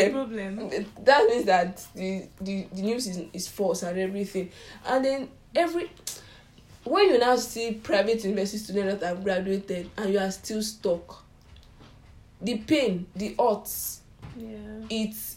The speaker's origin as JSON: {"language": "English", "country": "Nigeria", "said": "as a Nigerian student"}